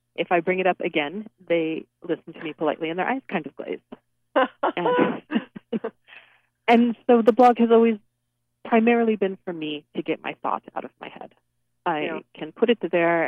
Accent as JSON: {"language": "English", "town": "Los Angeles", "region": "California", "country": "United States", "tie": "born or raised there", "said": "I'm a native Californian. I did not grow up on a farm. I grew up in Los Angeles"}